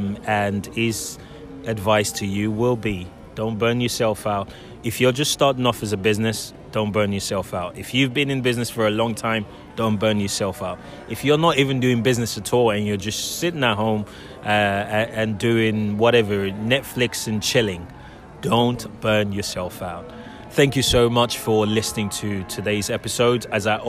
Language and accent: English; Nigeria; So I guess what we can say, is, as a Nigerian, start with that.